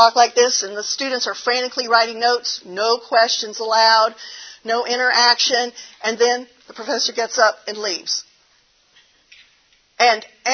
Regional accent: the South, United States; accent: southern; my southern accent comes out.

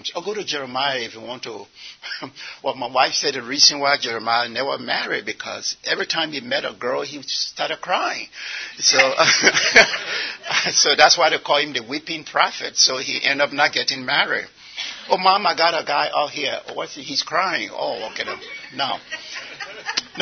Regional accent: Liberia; now in United States; I'm from Liberia

